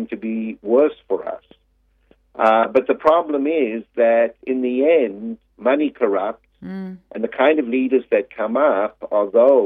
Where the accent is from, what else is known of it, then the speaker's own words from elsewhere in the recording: South Africa; moved away as an adult; now in United States; I was born in South Africa and I lived there for the first 30 years of my life.